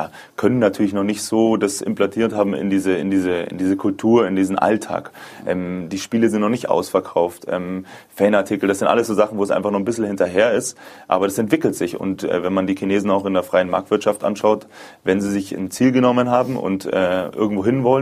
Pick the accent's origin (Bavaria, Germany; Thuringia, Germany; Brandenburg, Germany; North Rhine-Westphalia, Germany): Bavaria, Germany; Munich; München äh, zurückzulassen. Ähm, meine Familie, meine Freunde, dieses Gesamtpaket. Ähm, ich liebe meine Heimat. Ich bin sehr, sehr heimatbezogen.